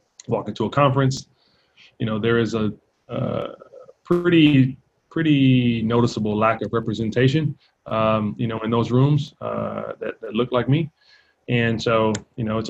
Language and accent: English; Compton, California, United States; growing up in Compton